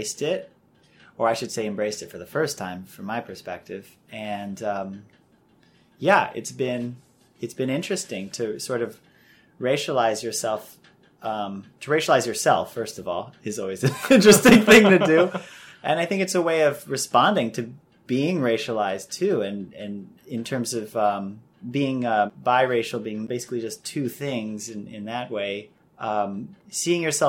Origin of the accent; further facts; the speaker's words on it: Chicago, Illinois, United States; I'm half Irish and half Chinese, born and raised in Chicago